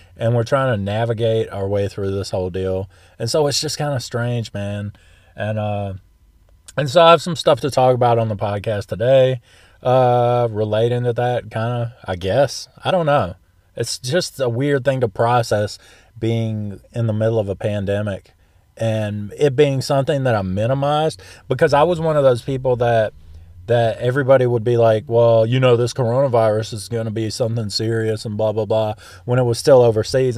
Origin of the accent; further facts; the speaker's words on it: the South, United States; I'm from the South